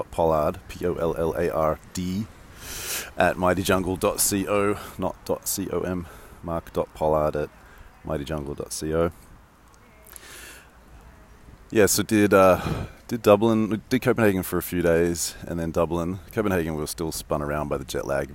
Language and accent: English; Sydney, New South Wales, Australia; moved away; I grew up in Sydney